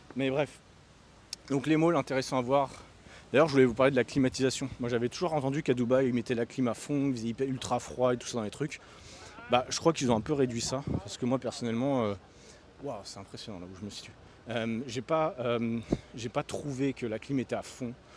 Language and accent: French; France; en tant que Français